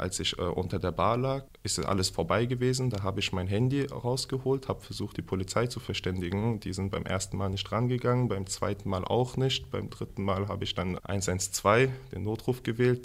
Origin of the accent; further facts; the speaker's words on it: Hanau, Hesse, Germany; Ich bin hier in Hanau geboren am 1.9.1996.